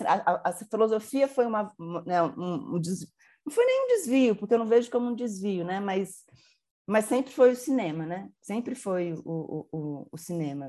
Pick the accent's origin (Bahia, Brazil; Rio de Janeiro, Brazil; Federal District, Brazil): Federal District, Brazil; Brasília; moved away as an adult; also born or lived in São Paulo; eu sou de Brasília